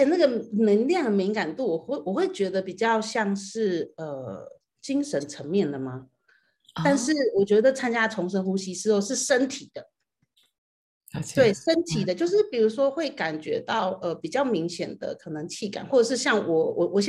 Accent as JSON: {"language": "Chinese", "country": "Taiwan", "said": "然后呃，我来自台湾，"}